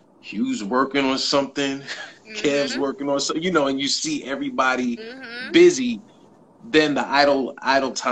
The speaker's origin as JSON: {"language": "English", "region": "New York", "country": "United States", "said": "being a New Yorker that goes out to LA often"}